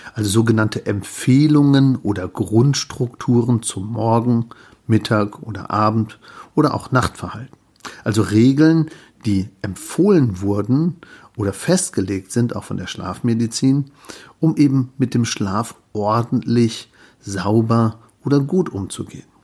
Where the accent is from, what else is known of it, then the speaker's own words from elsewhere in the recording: Germany; bei uns in Deutschland